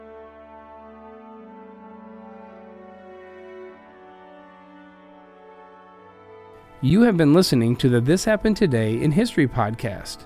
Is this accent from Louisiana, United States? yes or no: no; New York City, New York, United States; In my hometown of Queens, New York, I lived amongst a large survivor population